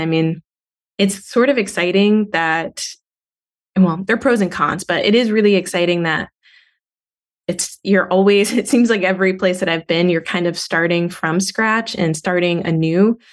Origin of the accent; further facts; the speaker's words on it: Montgomery, Alabama, United States; also born or lived in Auburn, Alabama; growing up in Montgomery, Alabama